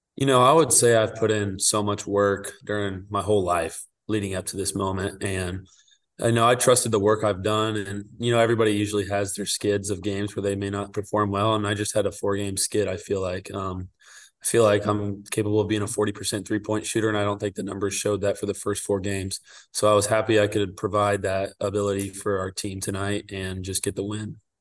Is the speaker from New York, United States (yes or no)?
no; Wichita, Kansas, United States; I'm originally from Wichita, Kansas, and my dad played at Wichita State. So my favorite team growing up was the Shockers